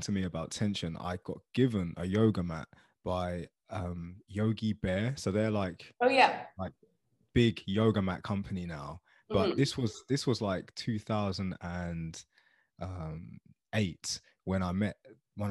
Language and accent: English; Luton, East of England, United Kingdom; I grew up in Luton Town, which is a small town in England